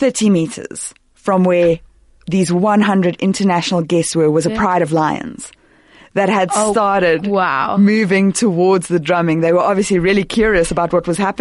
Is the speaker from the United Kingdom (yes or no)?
no; South Africa; being a South African